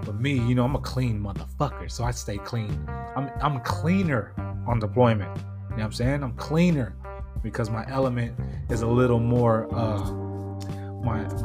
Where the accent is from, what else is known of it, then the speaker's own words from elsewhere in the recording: California, United States; I'm from Cali